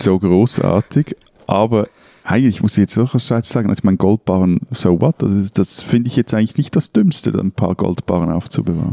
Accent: Switzerland; als Schweizer

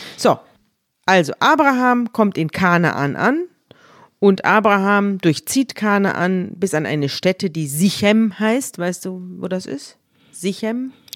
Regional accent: Munich, Bavaria, Germany; ich komme, wir kommen ja beide aus München

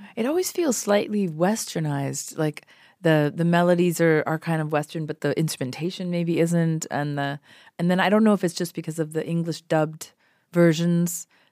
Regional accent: Canada; moved away as an adult; also born or lived in Toronto; now in Los Angeles, United States; I'm so Canadian

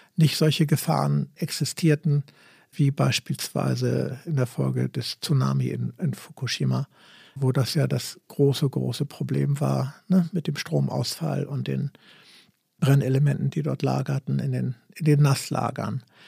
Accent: Gorleben, Lower Saxony, Germany; bei uns in Gorleben

